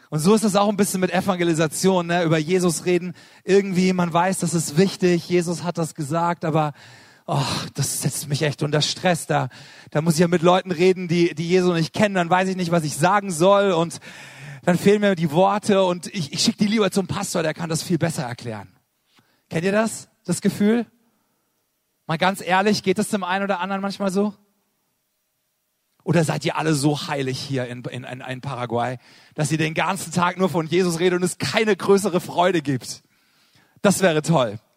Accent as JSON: {"language": "German", "town": "Karlsruhe", "region": "Baden-Württemberg", "country": "Germany", "said": "Ich komme aus Karlsruhe"}